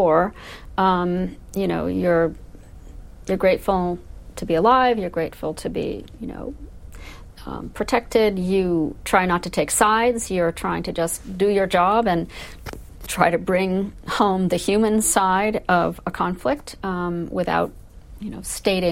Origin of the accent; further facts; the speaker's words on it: United States; I'm an American